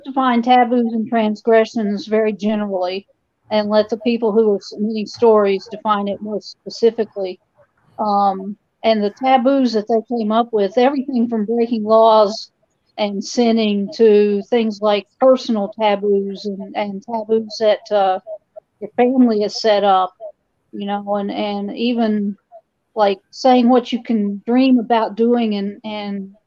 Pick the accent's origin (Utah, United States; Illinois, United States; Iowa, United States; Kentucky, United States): Kentucky, United States; also born or lived in Philadelphia area; now in New Jersey, United States; I live in New Jersey, but obviously this is not a New Jersey accent that you're hearing. I grew up in Kentucky